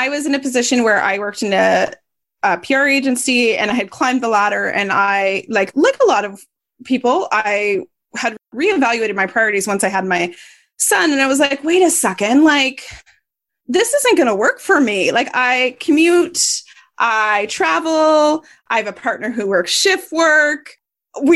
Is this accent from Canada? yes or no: yes; Canada; I'm Canadian.